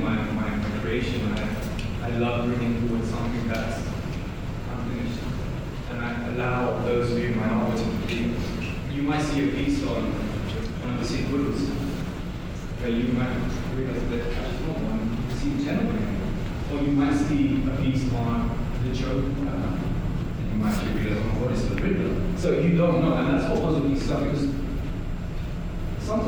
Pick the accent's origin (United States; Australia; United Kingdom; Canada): United Kingdom; London; I'm a kid from East London